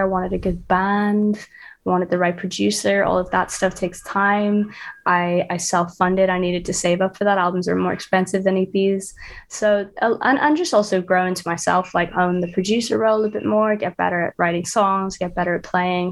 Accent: Dublin, Leinster, Ireland; now in London, United Kingdom; I'm from Dublin, and I live in London

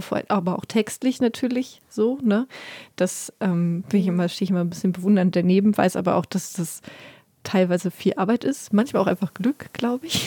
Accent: Berlin, Germany; als Berlinerin

